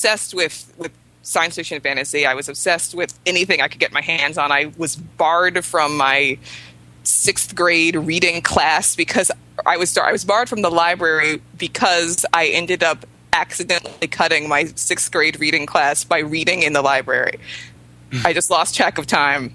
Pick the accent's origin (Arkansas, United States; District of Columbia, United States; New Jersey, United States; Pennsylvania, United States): District of Columbia, United States; Washington; I grew up in Washington, D.C. Suburbs, and I went to a private school in D.C.